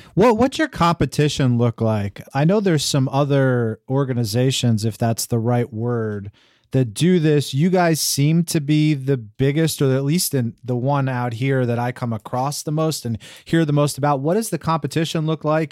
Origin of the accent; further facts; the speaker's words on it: Freehold, New Jersey, United States; I grew up in New Jersey